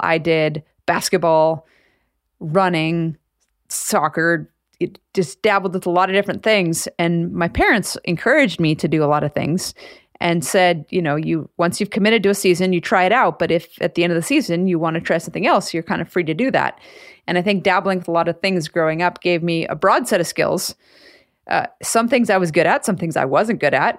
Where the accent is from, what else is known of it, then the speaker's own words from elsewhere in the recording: Anchorage, Alaska, United States; growing up in Anchorage